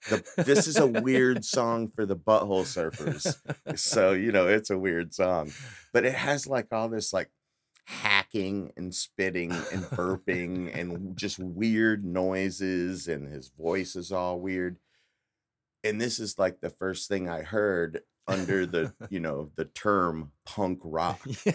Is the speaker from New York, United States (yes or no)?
no; Eagle Mountain, Texas, United States; also born or lived in Geneva; But I, I grew up out in Eagle Mountain.